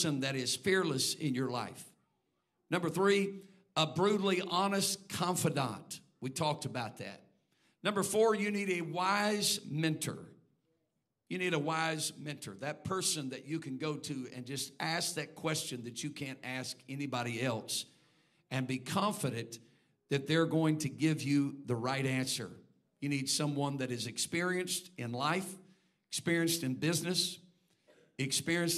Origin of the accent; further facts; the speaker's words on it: Texas, United States; now in Indiana, United States; I'm a Texan